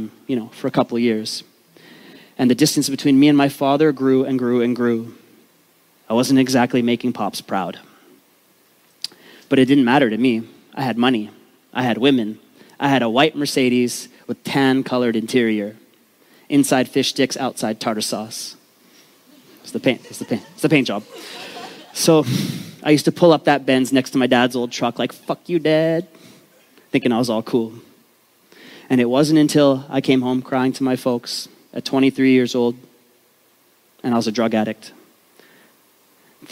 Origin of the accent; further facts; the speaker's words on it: Vancouver, British Columbia, Canada; I grew up in East Vancouver, the rough part of town.